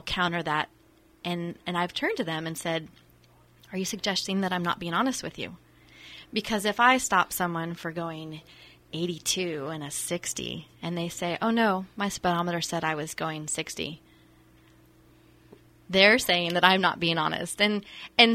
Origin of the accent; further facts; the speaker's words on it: Santa Rosa, California, United States; also born or lived in West Los Angeles, United States / St. Helena, United States; I grew up in Santa Rosa